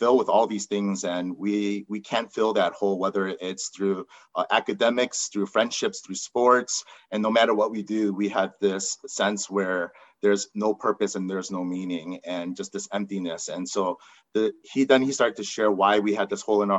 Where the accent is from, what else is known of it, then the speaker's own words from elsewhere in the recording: United States; I'm Korean American, and growing up just as an Asian American